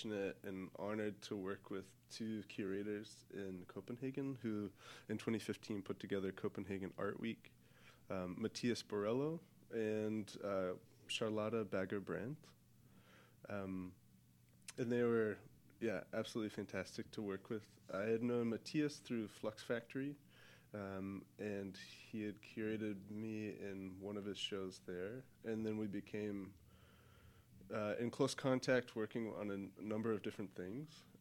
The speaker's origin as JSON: {"language": "English", "town": "Waynesville", "region": "North Carolina", "country": "United States", "tie": "born or raised there", "moved": "yes", "said": "Waynesville, North Carolina."}